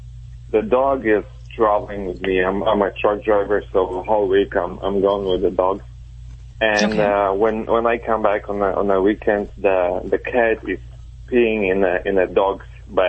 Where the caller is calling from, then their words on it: Chicago, Illinois, United States; Chicago, Illinois.